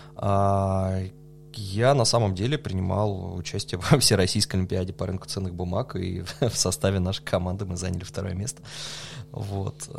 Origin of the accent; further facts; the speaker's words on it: Novosibirsk, Novosibirsk Oblast, Russia; also born or lived in Germany; вернулся домой в Новосибирск